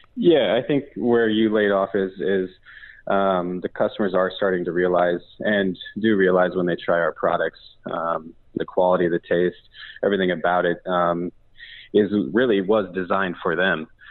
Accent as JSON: {"language": "English", "region": "Pacific Northwest", "country": "United States", "tie": "born or raised there", "said": "both Aaron and I grew up in the Pacific Northwest"}